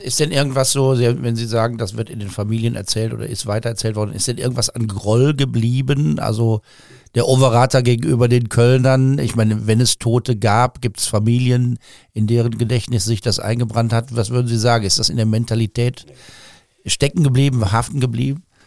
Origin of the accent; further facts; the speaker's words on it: Cologne, North Rhine-Westphalia, Germany; Ich, ich komme aus dem Osten Kölns, aus Brück